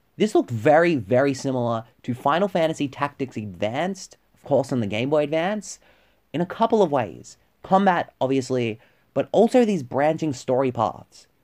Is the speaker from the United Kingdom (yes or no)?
no; Victoria, Australia; my home state of Victoria